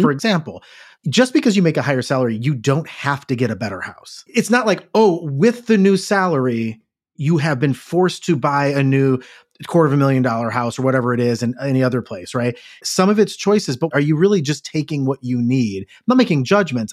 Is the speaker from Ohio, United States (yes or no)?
yes; Cleveland, Ohio, United States; Growing up in Cleveland, it's like, am I ten minutes from the factory